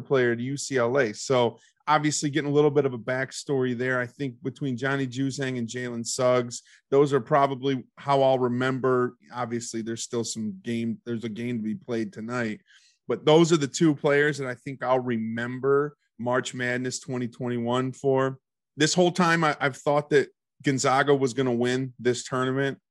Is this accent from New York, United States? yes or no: no; Ohio, United States; I am from Ohio